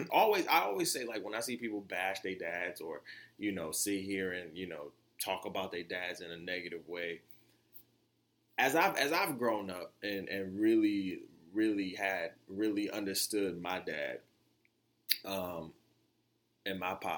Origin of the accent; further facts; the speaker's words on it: Florida, United States; as y'all know, I'm from Florida, right?